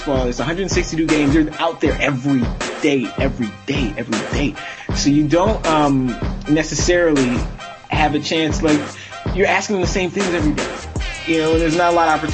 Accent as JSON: {"language": "English", "town": "Toronto", "region": "Ontario", "country": "Canada", "said": "I'm from Toronto."}